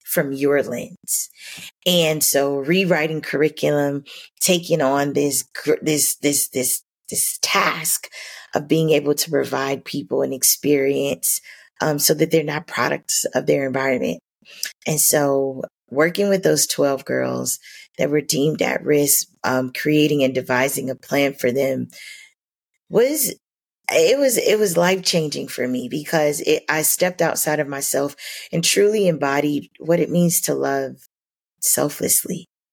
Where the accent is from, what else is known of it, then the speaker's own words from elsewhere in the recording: Miami, Florida, United States; growing up in Miami